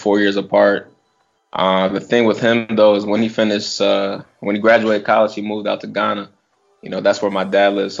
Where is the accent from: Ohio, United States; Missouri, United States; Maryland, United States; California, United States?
Maryland, United States; Washington, D.C. area; I was drafted by my hometown team